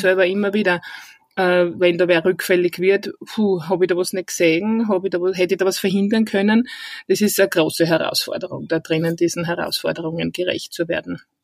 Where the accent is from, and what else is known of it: Styria, Austria; accent: Styrian dialect; moved away as an adult; now in Vienna, Austria